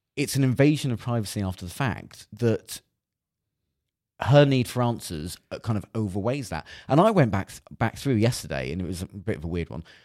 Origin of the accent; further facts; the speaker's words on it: Cornwall, South West England, United Kingdom; I, I grew up in Cornwall